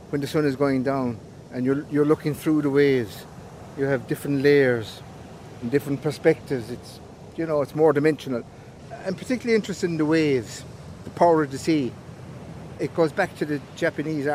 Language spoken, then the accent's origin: English; Newport, Tipperary, Ireland; I'm an artist from Newport, County Tipperary.